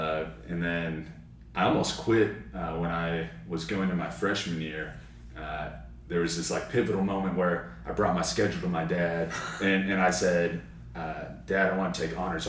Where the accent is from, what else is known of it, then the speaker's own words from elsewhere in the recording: Southlake, Texas, United States; also born or lived in Austin, Texas / Dallas, Texas; Moved to South Lake when I was about third grade or so. So I came up in South Lake, stayed there all throughout high school.